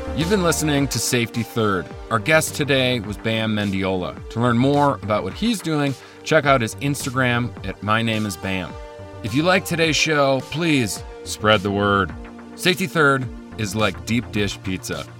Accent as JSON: {"language": "English", "area": "just outside of Chicago", "region": "Illinois", "country": "United States", "tie": "born or raised there", "said": "I grew up just outside of Chicago in an upper middle class family"}